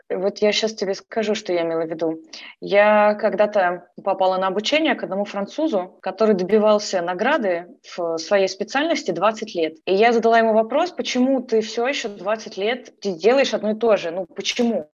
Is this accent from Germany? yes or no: no; Kyiv, Ukraine; moved away as an adult; now in Canada; Сама я из Киева, из Украины